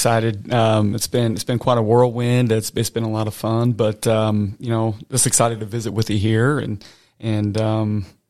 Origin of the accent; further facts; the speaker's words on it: Nauvoo, Illinois, United States; where I grew up in Nauvoo, Illinois, we had a really strong basketball program